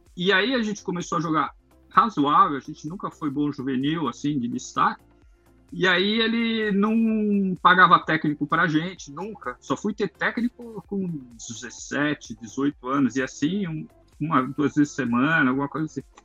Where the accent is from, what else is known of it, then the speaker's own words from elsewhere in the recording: São Paulo, Brazil; eu sou de São Paulo lá